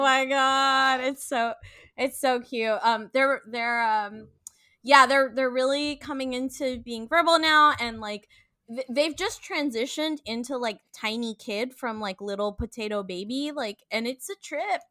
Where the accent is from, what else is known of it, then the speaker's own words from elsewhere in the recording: San Francisco, California, United States; now in Los Angeles, United States; I'm from San Francisco